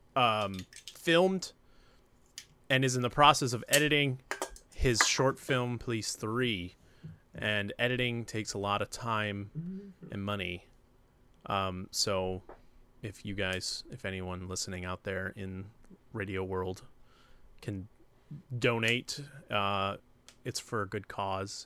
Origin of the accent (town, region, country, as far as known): New Hampshire, United States; born or raised there; moved away